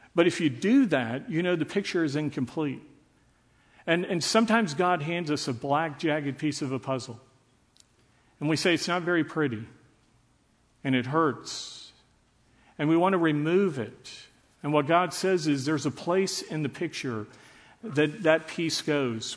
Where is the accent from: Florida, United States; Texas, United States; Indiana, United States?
Texas, United States; Dallas; I grew up in Dallas under desegregation